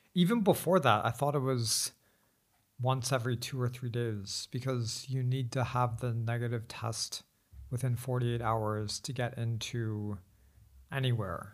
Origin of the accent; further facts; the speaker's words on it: United States; now in Beijing, China; as an American